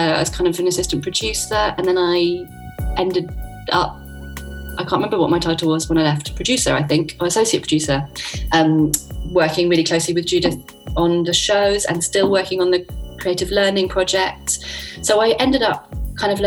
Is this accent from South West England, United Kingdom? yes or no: no; London, United Kingdom; I grew up in London, so I got to see loads of theatre